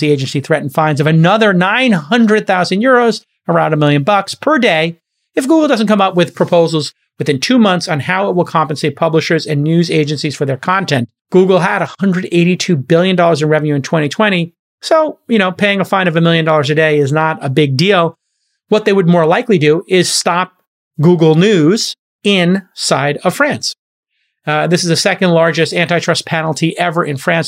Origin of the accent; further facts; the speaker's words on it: New York City, New York, United States; moved away; As a kid from Brooklyn